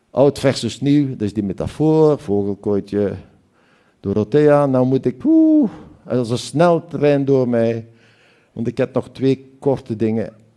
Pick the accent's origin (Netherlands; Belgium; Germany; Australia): Belgium; Hasselt, Flanders; dit is mijn provincie waar ik vandaan kom, zo ons ligt. Hier is nog een stukje van Nederland en dan is, is heel nabij Duitsland ook. En dit is de skyline van mijn stad